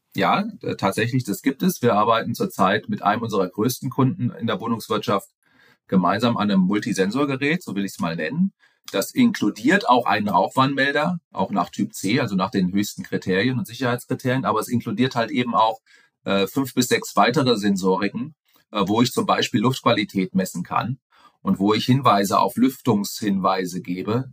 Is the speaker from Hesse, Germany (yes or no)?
yes; Frankfurt, Hesse, Germany; ich komme aus Frankfurt ursprünglich, äh, war viel unterwegs in der Welt, das auch sehr, sehr gerne, bin aber jetzt wieder doch im Frankfurter Raum